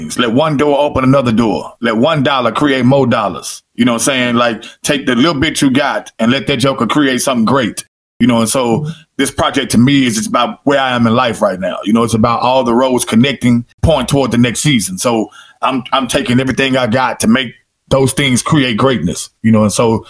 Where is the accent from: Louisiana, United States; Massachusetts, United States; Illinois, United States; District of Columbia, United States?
Louisiana, United States; I'm from Louisiana